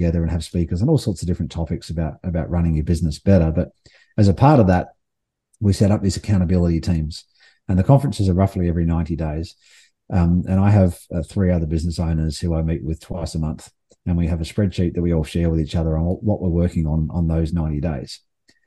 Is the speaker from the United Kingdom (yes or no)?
no; Adelaide, South Australia, Australia; moved away; also born or lived in Melbourne / Sydney; I'm from Adelaide originally, and I've lived in Adelaide, Melbourne, and Sydney